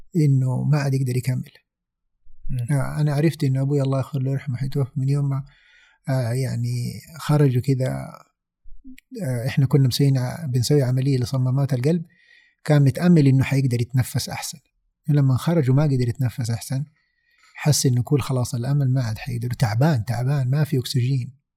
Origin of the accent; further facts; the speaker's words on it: Saudi Arabia; moved away as an adult; also born or lived in Vancouver, Canada; انا سعودي موجود من هنا